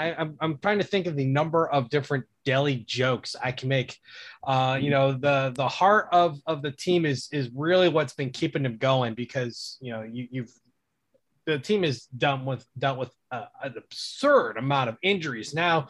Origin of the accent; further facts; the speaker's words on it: East Cleveland, Ohio, United States; growing up in Jewish delis in East Cleveland.